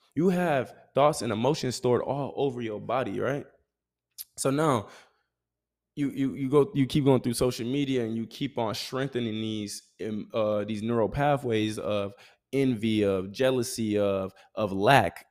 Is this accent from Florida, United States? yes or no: no; Grand Rapids, Michigan, United States; moved away as an adult; I'm able to now be back in my hometown